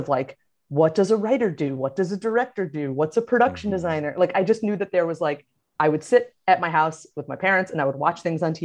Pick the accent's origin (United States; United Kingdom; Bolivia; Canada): United States; New Jersey; moved away as an adult; also born or lived in Orlando, Florida; I was from Jersey, but I had family in Florida